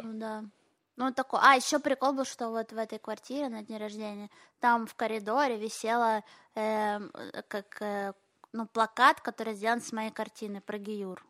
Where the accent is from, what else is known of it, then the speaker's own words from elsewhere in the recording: Kharkiv, Kharkiv Oblast, Ukraine; now in Israel; я же училась в еврейской школе в Харькове